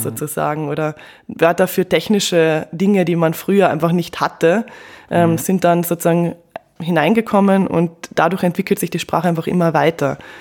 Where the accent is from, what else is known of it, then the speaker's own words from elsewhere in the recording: Carinthia, Austria; accent: Southern Bavarian (Carinthian); now in Vienna, Austria; ich komme aus Kärnten